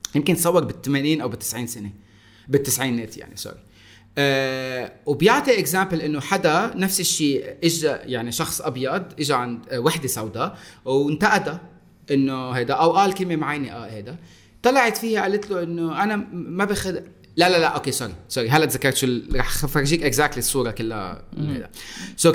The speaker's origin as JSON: {"language": "Arabic", "country": "Lebanon", "said": "انا صح اني لبناني"}